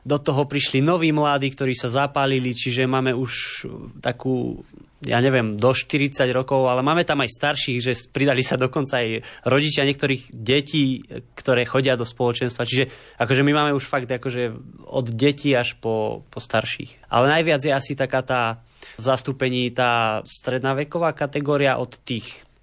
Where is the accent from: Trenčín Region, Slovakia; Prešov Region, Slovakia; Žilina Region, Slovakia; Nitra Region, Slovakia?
Trenčín Region, Slovakia; Hvoznica; v mojej rodnej obci Hvoznica, čo je taký paradox, lebo je to úplne malá dedinka